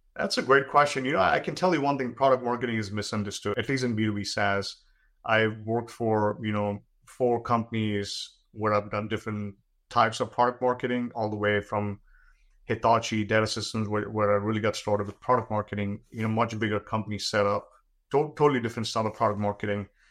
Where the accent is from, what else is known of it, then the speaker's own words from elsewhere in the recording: India; when I was growing up in India